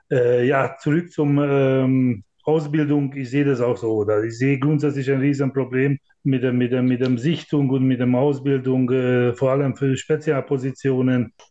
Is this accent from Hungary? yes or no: yes; Hungary; German is a second language; now in Germany; ich komme aus Ungarn, da kenne ich sehr gut, da wird 90 Prozent alles vom Staat finanziert